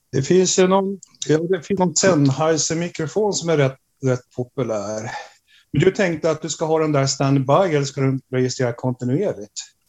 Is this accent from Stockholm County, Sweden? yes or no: yes; Stockholm, Stockholm County, Sweden; moved away as an adult; now in Umeå, Sweden; jag är ursprungligen från Stockholm